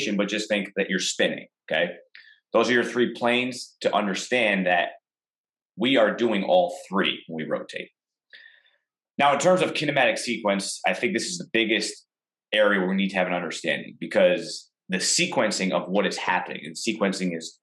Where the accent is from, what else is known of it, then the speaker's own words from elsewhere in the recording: Albany, New York, United States; also born or lived in Cortland, New York / Westchester, New York; I moved back to my hometown. I was a strength coach at the College of St. Rose in Albany, New York